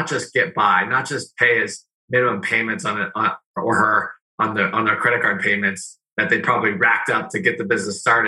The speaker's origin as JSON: {"language": "English", "region": "Northern California", "country": "United States", "tie": "born or raised there", "also_born_or_lived": "Arizona", "moved": "as an adult", "said": "I grew up in Northern California, Niners fan"}